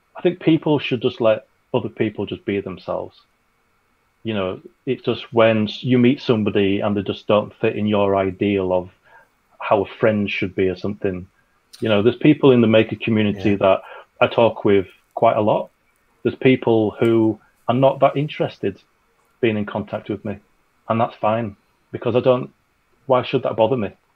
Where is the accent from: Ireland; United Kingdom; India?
United Kingdom; we're British.